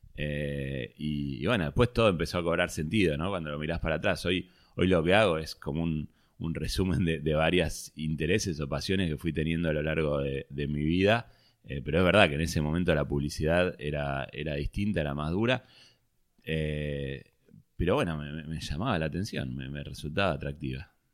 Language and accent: Spanish; Vicente López, Buenos Aires Province, Argentina; Bueno, nací en Capital. Eh, viví mucho tiempo, no, desde que nací, pero viví mucho tiempo en Vicente López.